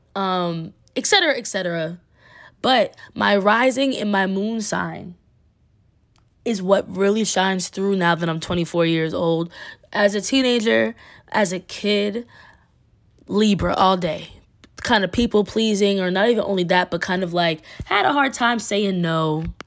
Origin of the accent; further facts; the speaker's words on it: Massachusetts, United States; also born or lived in Queens, New York; My background is, I'm from Massachusetts